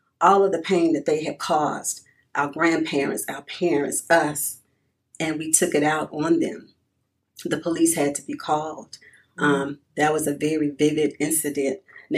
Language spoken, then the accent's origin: English; Birmingham, Alabama, United States; moved away; I was born and raised in Birmingham. I've been living here for over 30 years now, so this is now my home